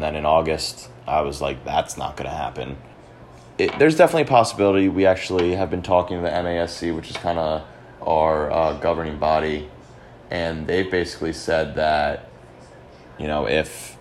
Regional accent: Ellicott City, Maryland, United States; moved away as an adult; now in Milwaukee, United States; I am from Ellicott City, Maryland

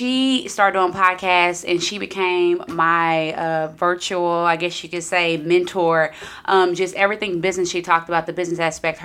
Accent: Round Rock, Texas, United States; I am from Round Rock

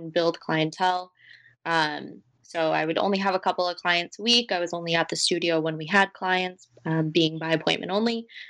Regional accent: Worcester, Massachusetts, United States; born and raised in Worcester. I've lived here my whole life.

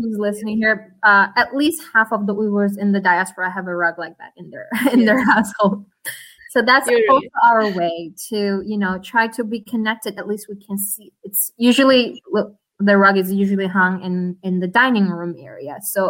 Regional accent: Beijing, China; moved away as an adult; now in United States; I was born and raised in Beijing, so the capital of China.

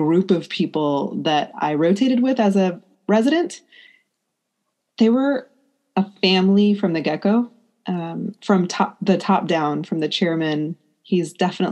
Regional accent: United States; I'm an Indian American woman. I was raised in the U.S. My parents are born in India and came here in the 70s

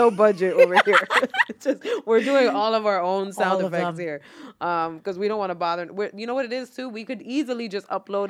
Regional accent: New York City, New York, United States; because I grew up in the South Bronx with a lot of people.

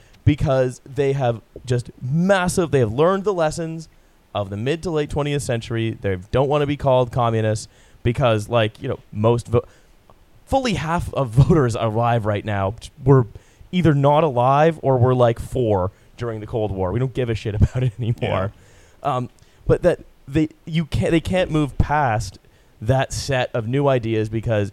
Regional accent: Canada; now in United Kingdom; Canadian citizen living in Britain

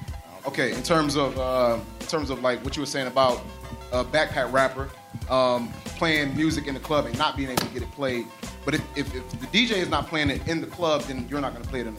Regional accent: Charlotte, North Carolina, United States; And I'm from Charlotte, so I hear the same things that y'all are saying in Charlotte.

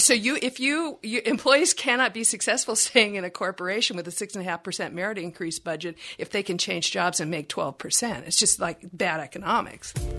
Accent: Texas, United States; I'm from Texas

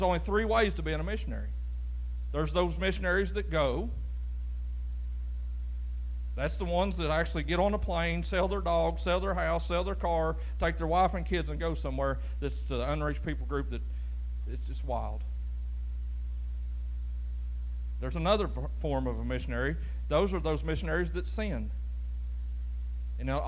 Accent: United States; I was born in the United States of America

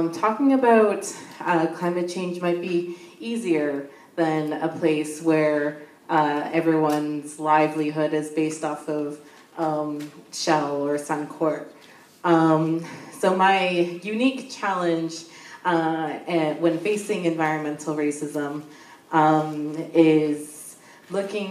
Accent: Sarnia, Ontario, Canada; I'm from the Amjanong First Nation.

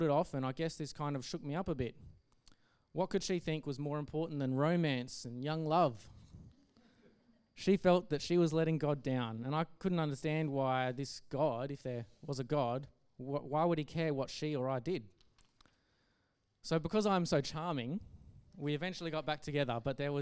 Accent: Geraldton, Western Australia, Australia; I grew up in Geraldton, a town roughly 4 hours north of Perth

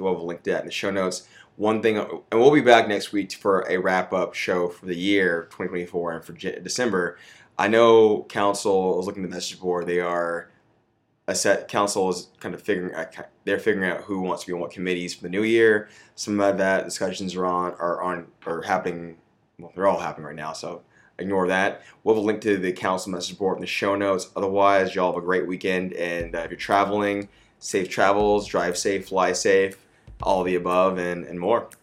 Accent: Austin, Texas, United States; I'm from Austin. I was born here. I was raised here

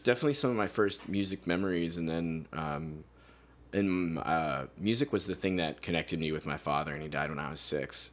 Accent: Carbon County, Pennsylvania, United States; now in Lowell, United States; I grew up in, uh, Pennsylvania. I grew up in, like, what is called Carbon County

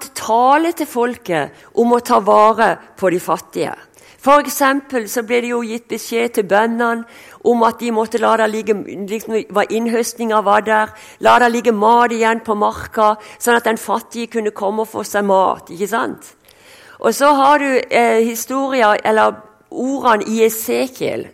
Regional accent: Sørlandet, Norway; accent: Sørlandet (southern Norwegian); also born or lived in Denmark / Kristiansand; som du hører, jeg er sørlending

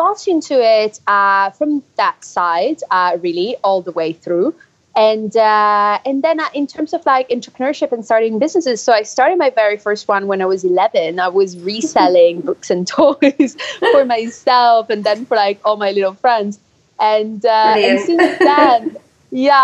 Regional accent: Switzerland; now in London, United Kingdom; I'm from Switzerland originally

